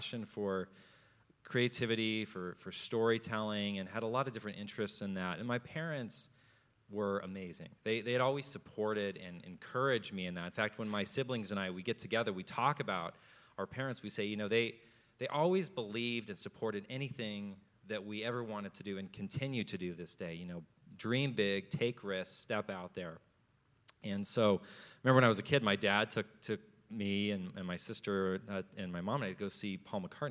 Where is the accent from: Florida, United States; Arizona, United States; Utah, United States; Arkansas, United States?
Arizona, United States; Phoenix; Born and raised in Phoenix, amazing parents, amazing siblings